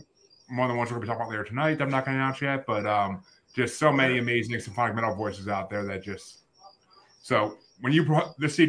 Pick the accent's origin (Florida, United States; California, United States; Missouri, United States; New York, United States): New York, United States; I'm a New Yorker.